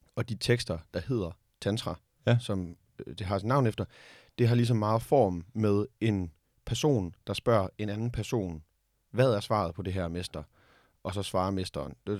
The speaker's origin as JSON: {"language": "Danish", "country": "Denmark", "said": "vi som danskere"}